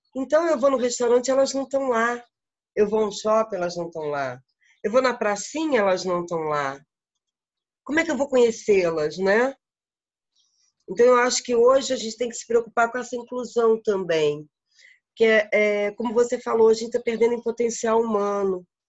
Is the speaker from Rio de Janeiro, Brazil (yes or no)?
yes; Rio de Janeiro, Brazil; moved away as an adult; now in Uberlândia, Brazil; no Rio de Janeiro eu tenho duas casas. A, a, grande casa que fez 100 anos agora, que é a minha casa de origem, a minha família vem de lá